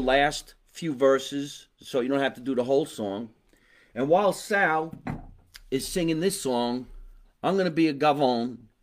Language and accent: English; New Jersey, United States; we're all from New Jersey